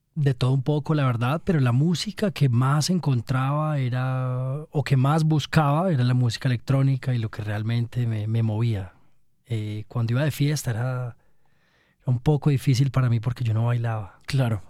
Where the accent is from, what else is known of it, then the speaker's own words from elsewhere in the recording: Armenia, Quindío, Colombia; moved away as an adult; also born or lived in Germany; yo nací en Armenia